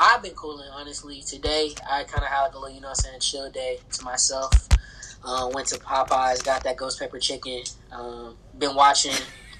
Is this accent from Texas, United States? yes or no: no; Louisiana, United States; I am from Louisiana